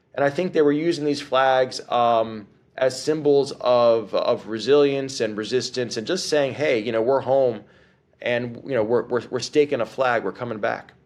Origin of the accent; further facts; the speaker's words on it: White Plains, New York, United States; now in New Orleans, United States; I was born in New York City and grew up in White Plains